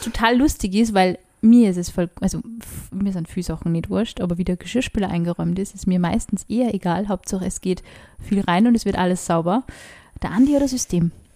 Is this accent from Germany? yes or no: no; Upper Austria, Austria; ich bin aus Oberösterreich